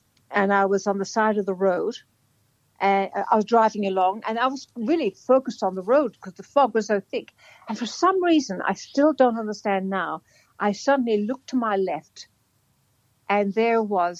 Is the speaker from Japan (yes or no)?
no; Ireland; now in Australia; I'm Irish